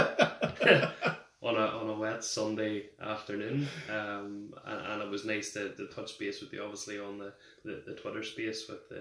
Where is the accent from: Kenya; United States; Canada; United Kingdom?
United Kingdom; Limavady, Northern Ireland; I grew up in Limavady, just on the outskirts of Derry.